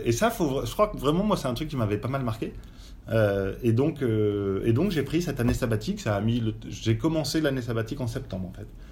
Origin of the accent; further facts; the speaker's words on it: France; moved away as an adult; now in Belgium; je suis français. Maintenant, ça fait 20 ans que je vis en Belgique